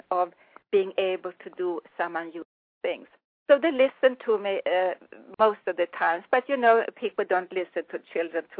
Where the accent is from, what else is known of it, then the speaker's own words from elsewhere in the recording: Sweden; accent: Swedish; English is a second language; also born or lived in Florida, United States; now in United States; I come from Sweden. I was born in Sweden